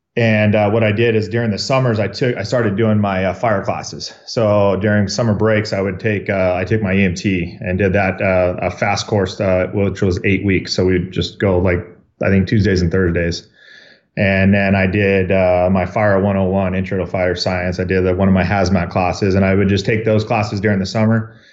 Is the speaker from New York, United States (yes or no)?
no; Riverside, California, United States; I was born in Riverside, uh, born and raised here, and, uh, been here my whole life